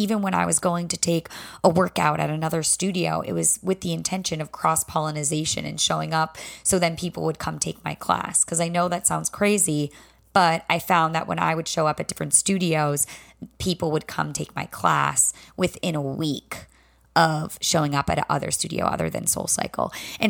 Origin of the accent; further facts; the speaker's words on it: the South, United States; accent: Southern; Let me tell you, my Southern accent can whip right back from being at Belmont University in Nashville real quick.